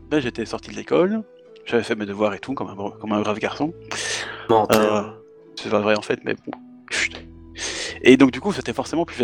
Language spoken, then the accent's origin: French; Belgium; de Belgique, hein, parce que bon, je suis belge